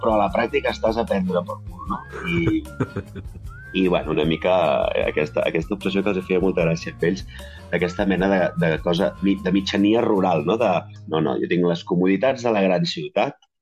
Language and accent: Catalan; a town half an hour from Barcelona, Catalonia, Spain; m'he anat a viure al meu poble, que estic a mitja hora de Barcelona, que és el poble on vaig néixer